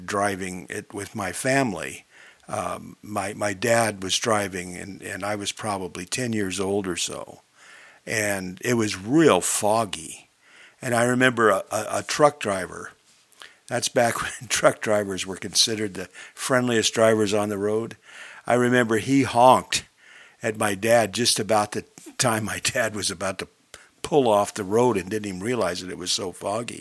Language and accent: English; Long Beach, California, United States; moved away; I'm from Long Beach, California, so I'm out in the L.A. area growing up back in the 50s.